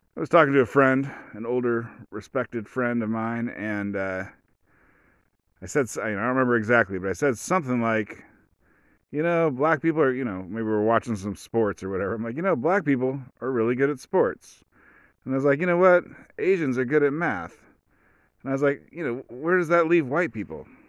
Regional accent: United States; I'm an American.

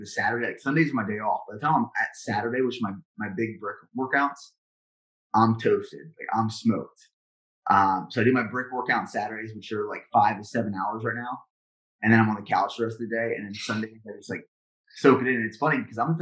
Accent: Central Pennsylvania, United States; now in Texas, United States; I'm from Central Pennsylvania

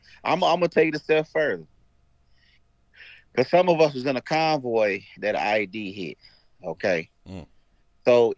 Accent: Missouri, United States; I'm from Missouri. I lived an hour away from Fort Lindenwood at that time.

